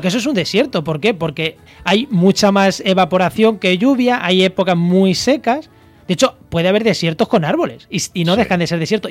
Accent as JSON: {"language": "Spanish", "region": "Castilla-La Mancha", "country": "Spain", "also_born_or_lived": "Campo de Gibraltar", "moved": "yes", "said": "yo que soy manchego"}